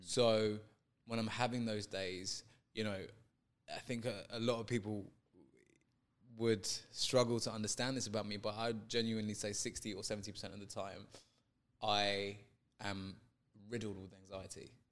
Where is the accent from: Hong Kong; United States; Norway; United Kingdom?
United Kingdom; London; I grew up in London